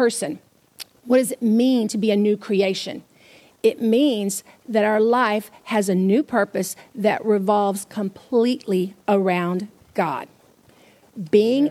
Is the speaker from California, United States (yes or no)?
no; Houston, Texas, United States; I'm from Southeast Texas. I'm from Houston, which is a spit across the border from Louisiana